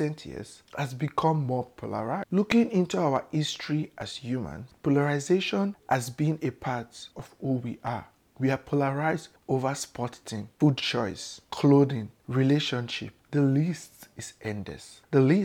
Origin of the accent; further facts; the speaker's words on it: Warri, Delta, Nigeria; moved away as an adult; now in United States; I was born in Southern Nigeria in a town called Warri in Delta State